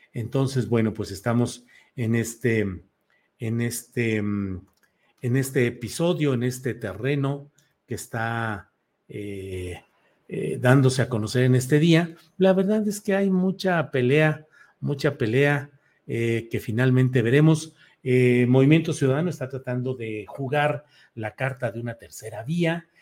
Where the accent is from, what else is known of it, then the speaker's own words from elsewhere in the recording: Torreón, Coahuila, Mexico; Torreón, mi tierra natal